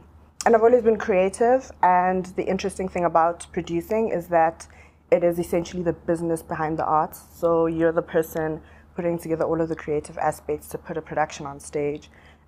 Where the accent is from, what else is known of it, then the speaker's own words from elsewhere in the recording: South Africa; also born or lived in Zimbabwe; I was born in Zim while my parents were in exile. I have grown up in South Africa.